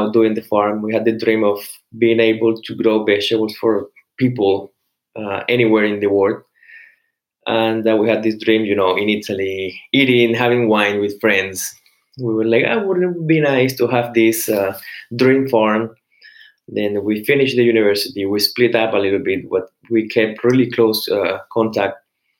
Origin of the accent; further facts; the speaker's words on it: Cartagena, Bolívar, Colombia; English is a second language; Well, sure. I'm from Cartagena, Colombia, so it's a city in the Caribbean.